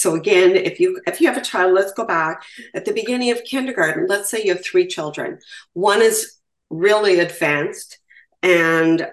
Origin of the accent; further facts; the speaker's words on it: Canada; I'm from Canada, so I refer to provinces as well.